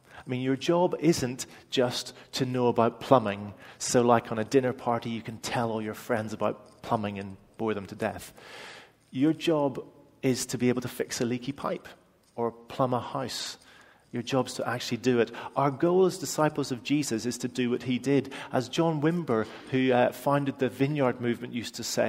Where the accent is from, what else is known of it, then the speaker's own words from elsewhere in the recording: Northern Irish, Northern Ireland, United Kingdom; I'm Northern Irish